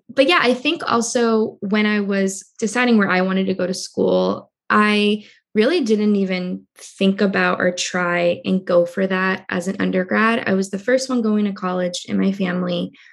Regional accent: Cambridge, Massachusetts, United States; I was born in Cambridge, Massachusetts, which is a small town right outside of Boston

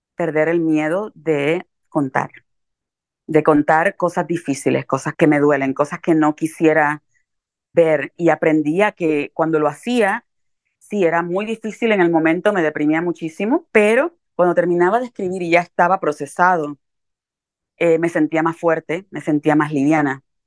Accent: Carolina, Puerto Rico; also born or lived in New York, United States; now in United States; yo vengo de un lugar muy, muy pobre, de un caserío y de un hogar muy violento en Carolina, Puerto Rico.

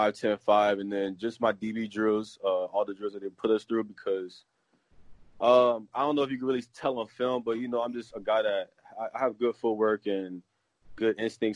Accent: Florida, United States; playing in Florida, growing up in Little League, middle school, high school.

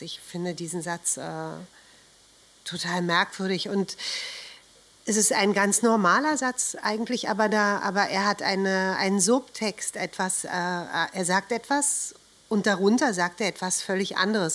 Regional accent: Berlin, Germany; Ich bin in Berlin geboren

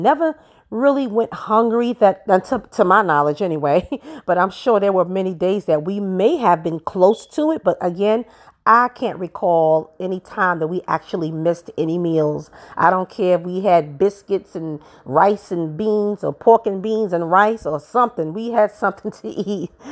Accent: New York City, New York, United States; I grew up in Brooklyn, New York.

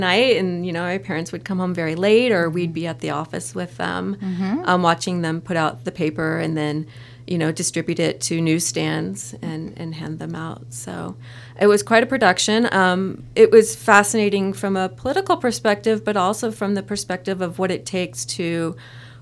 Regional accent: San Francisco Bay Area, Northern California, United States; moved away; I'm a native Californian, but I grew up on the other side of the state from in Northern California. I'm from the San Francisco Bay Area

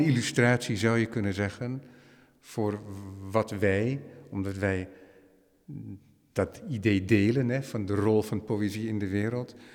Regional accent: Netherlands; wij als Hollander

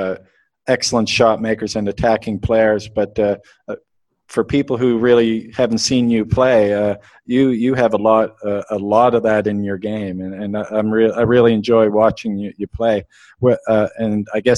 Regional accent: Canada; I'm Canadian

